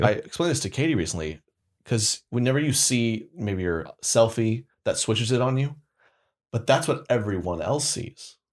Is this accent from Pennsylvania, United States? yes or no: no; Oklahoma, United States; moved away; back to Oklahoma, born and raised, love Oklahoma